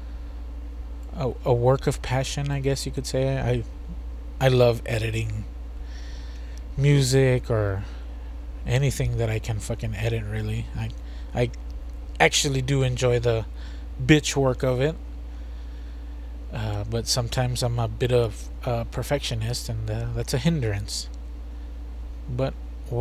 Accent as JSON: {"language": "English", "country": "United States", "said": "we're from the United States."}